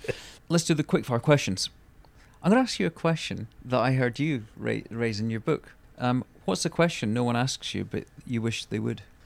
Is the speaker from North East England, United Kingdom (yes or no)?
no; Scotland, United Kingdom; being Scottish